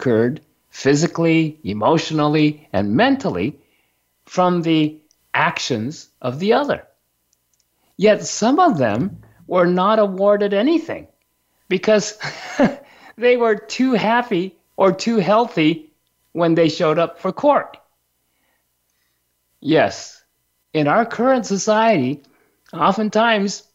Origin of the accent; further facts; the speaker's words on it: Japan; when I was a young kid growing up in Japan